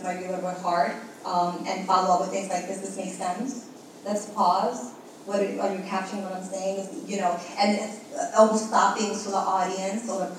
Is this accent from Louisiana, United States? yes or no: no; New York City, New York, United States; first language Spanish; English is a second language